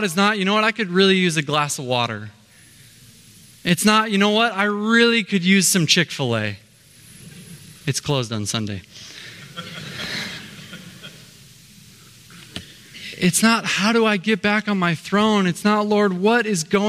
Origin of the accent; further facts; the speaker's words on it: Minnesota, United States; now in Southern California, United States; I hail from Minnesota. It's the land of 10,000 lakes.